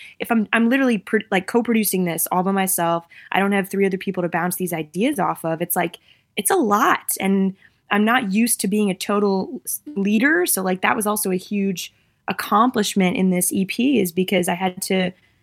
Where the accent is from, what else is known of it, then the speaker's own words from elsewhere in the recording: United States; moved away; also born or lived in Massachusetts / New York; I'm from Massachusetts and New York